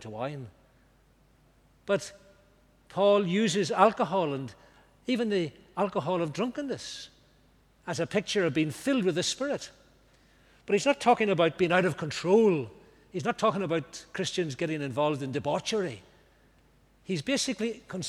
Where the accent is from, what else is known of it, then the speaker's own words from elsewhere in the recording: Banbridge, Northern Ireland, United Kingdom; Banbridge, my hometown.